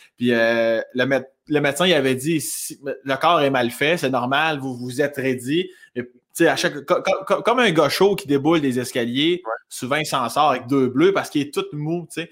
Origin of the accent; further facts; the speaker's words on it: South Shore of Quebec City, Canada; accent: un peu campagne, mélangé à Rive-Sud de Québec; moved away as an adult; also born or lived in Laurier-Station / Joly; now in Montreal, Canada; je viens de la rive sud de Québec.